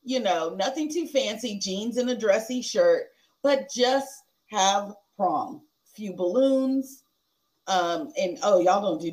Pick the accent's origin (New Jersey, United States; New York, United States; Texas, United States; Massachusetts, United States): Texas, United States; we're from Texas, so we're country